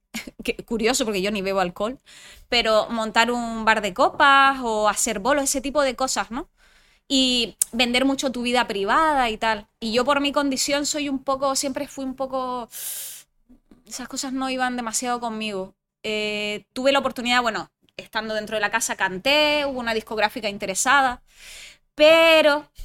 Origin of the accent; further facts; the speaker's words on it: Canary Islands, Spain; first language French; Spanish is a second language; also born or lived in France; mi madre es francesa, mi padre es canario, y entonces, bueno, pues viví parte de mi infancia aquí en Gran Canaria y parte de mi infancia en Francia. De hecho, soy francófona y mis estudios los he cursado en francés